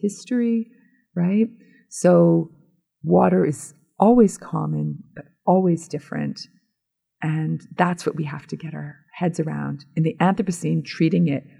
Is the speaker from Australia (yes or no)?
no; Hamilton, Ontario, Canada; my hometown in Hamilton, Ontario